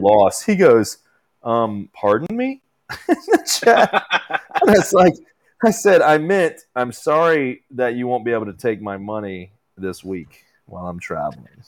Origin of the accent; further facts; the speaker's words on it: Louisiana, United States; I'm from Louisiana